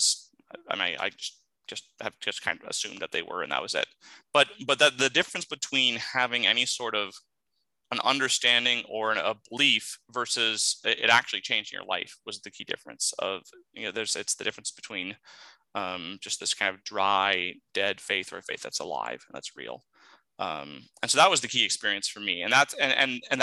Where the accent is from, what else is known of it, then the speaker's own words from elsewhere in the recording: Southeast Alaska, United States; growing up in Southeast Alaska